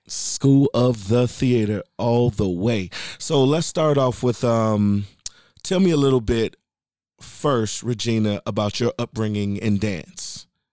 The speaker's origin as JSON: {"language": "English", "town": "Chicago", "region": "Illinois", "country": "United States", "said": "I'm from the West Side"}